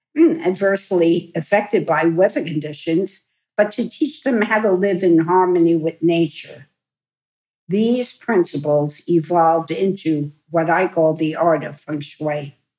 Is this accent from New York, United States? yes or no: yes; New York, United States; I'm a New Yorker